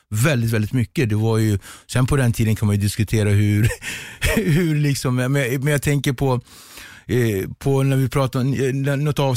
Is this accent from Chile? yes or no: no; Cape Verde; jag kommer från Kap Verde så det är kreolsk mat.